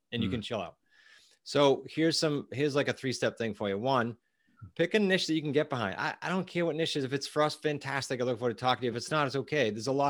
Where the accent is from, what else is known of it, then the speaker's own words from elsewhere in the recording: New England, United States; We are from New England.